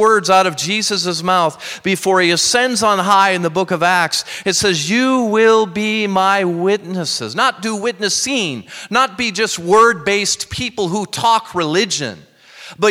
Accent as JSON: {"language": "English", "region": "Minnesota", "country": "United States", "tie": "born or raised there", "moved": "yes", "said": "growing up in Minnesota, I just went back there"}